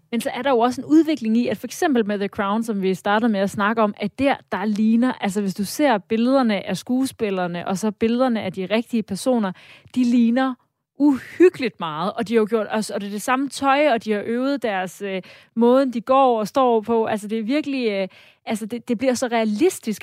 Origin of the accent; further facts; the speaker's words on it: Denmark; vi som danskere